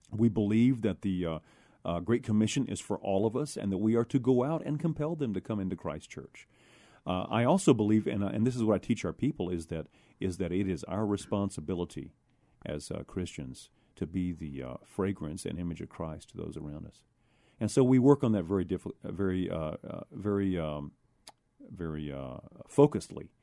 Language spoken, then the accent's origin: English; San Antonio, Texas, United States; I was born and raised here in San Antonio, Texas.